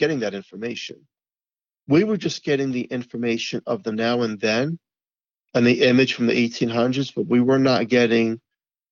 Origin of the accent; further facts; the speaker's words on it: New York City, New York, United States; growing up in Staten Island